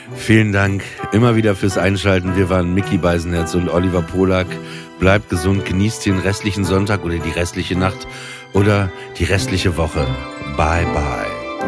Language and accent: German; Papenburg, Lower Saxony, Germany; ich bin ja äh, mit Schiffen groß geworden in Papenburg